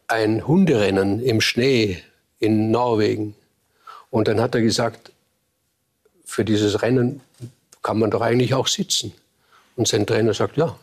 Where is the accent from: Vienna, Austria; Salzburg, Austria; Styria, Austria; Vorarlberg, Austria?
Vorarlberg, Austria; als Vorarlberger ist man ein hölzernes Eisen. Man ist ein, ein protestantischer Katholik von der, ganz, von der ganzen Voraussetzung her. Und man hat diese protestantische Arbeitsethik.